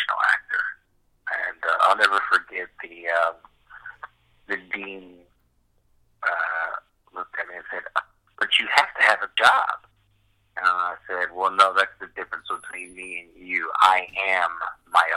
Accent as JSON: {"language": "English", "town": "Louisville", "region": "Kentucky", "country": "United States", "tie": "born or raised there", "also_born_or_lived": "South Carolina", "moved": "as an adult", "lives_now": "Los Angeles, United States", "said": "I'm originally from Louisville, which is why I sound the way I sound"}